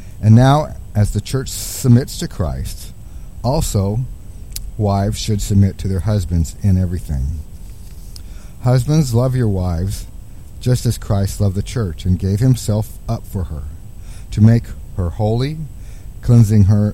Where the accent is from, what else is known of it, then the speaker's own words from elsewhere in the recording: Midwest, United States; growing up in the Midwest